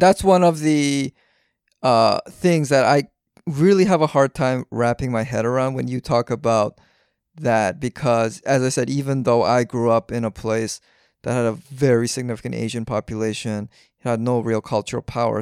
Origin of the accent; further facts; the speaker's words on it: Vancouver, British Columbia, Canada; I grew up in Vancouver